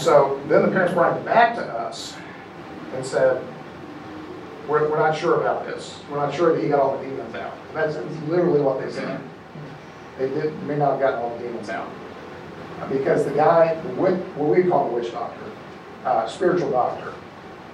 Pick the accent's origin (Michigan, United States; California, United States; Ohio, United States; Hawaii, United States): Hawaii, United States; a lot of us, we grew up in Hawaii, you know, we all swim